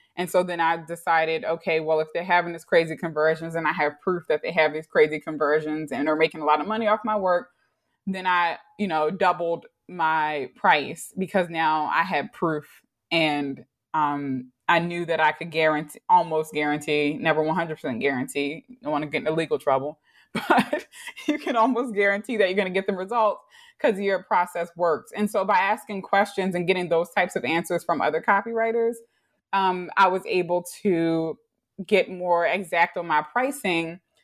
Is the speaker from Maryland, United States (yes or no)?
yes; Baltimore, Maryland, United States; also born or lived in New York; I grew up in Baltimore, probably one of few African American Baltimoreans who went to public school